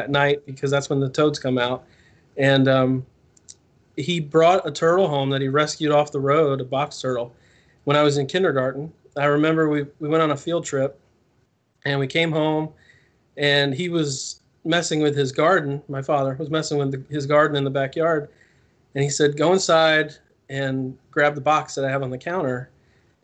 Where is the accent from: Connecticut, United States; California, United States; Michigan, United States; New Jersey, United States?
New Jersey, United States; I grew up in New Jersey